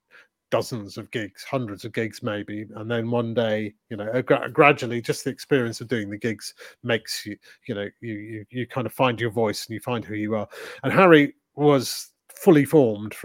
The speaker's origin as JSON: {"language": "English", "town": "Leeds", "region": "Yorkshire and the Humber", "country": "United Kingdom", "tie": "born or raised there", "said": "We grew up together in Leeds"}